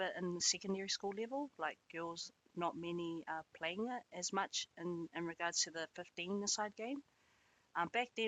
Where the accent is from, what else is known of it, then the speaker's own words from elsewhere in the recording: Auckland, New Zealand; I was born and bred out West Auckland